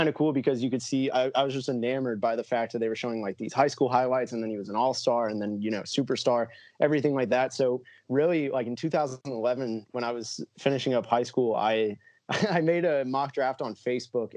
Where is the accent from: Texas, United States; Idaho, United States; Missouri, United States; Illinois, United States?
Texas, United States; Dallas; also born or lived in Orlando, Florida; I was born in Orlando in the 90s. And when I moved to Dallas in 99